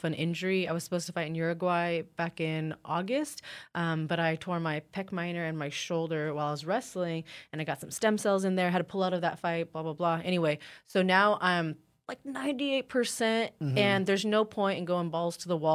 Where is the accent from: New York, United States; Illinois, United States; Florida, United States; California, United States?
California, United States; Ukiah; I'm a small town girl. I'm from Ukiah, California. It's a small town in Northern California.